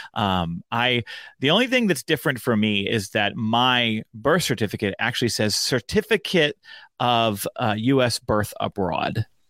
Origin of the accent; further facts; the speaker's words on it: Pittsburgh, Pennsylvania, United States; also born or lived in Frankfurt, Germany; I grew up outside of Pittsburgh in all of those kind of middle school and high school formative years